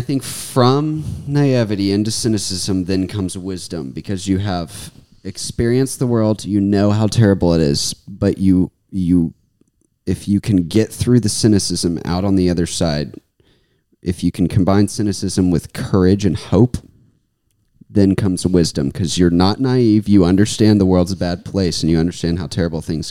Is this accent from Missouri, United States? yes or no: no; Brandon, Mississippi, United States; I'm from Brandon, Mississippi. It's outside of Jackson.